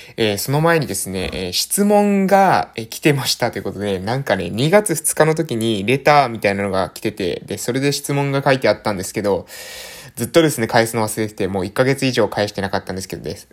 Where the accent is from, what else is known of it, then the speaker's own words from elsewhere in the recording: Japan; accent: island dialect; 私たちの、え島の方言